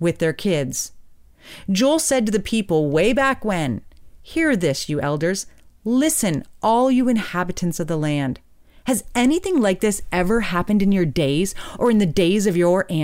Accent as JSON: {"language": "English", "town": "Hamilton", "region": "Ontario", "country": "Canada", "tie": "born or raised there", "said": "my hometown, Hamilton, Ontario"}